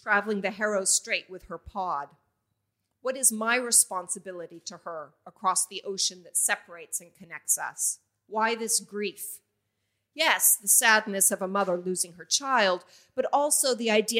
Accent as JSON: {"language": "English", "town": "Vashon Island", "region": "Washington", "country": "United States", "tie": "born or raised there", "moved": "yes", "lives_now": "Wollongong, Australia", "said": "As an immigrant to Australia, the water connects and separates Wollongong, where I live now, from the small island in the Puget Sound where I grew up in the United States"}